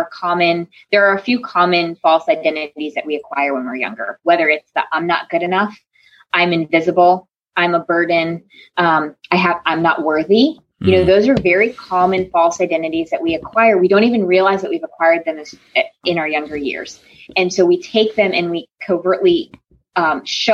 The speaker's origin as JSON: {"language": "English", "region": "Connecticut", "country": "United States", "tie": "born or raised there", "moved": "yes", "lives_now": "North Carolina, United States", "said": "I was born and raised in Connecticut. And so coming to North Carolina"}